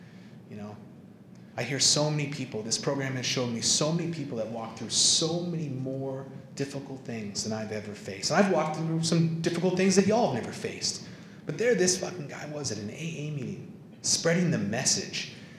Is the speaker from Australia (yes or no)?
no; Ireland; And I was like, this is fucked up. Because I'm super Irish.